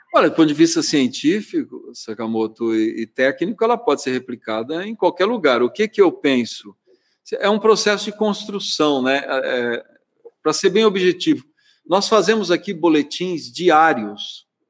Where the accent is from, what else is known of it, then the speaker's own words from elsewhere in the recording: Araraquara, São Paulo, Brazil; eu não sou nascido em Araraquara, mas sou criado em Araraquara desde os seis anos de idade, sendo prefeito da cidade que me viu crescer